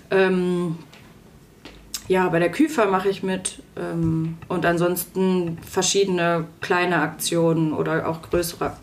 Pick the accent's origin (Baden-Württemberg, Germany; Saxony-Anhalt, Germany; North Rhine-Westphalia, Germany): North Rhine-Westphalia, Germany; now in Fulda, Germany; Also ich bin aufgewachsen im Ruhrgebiet.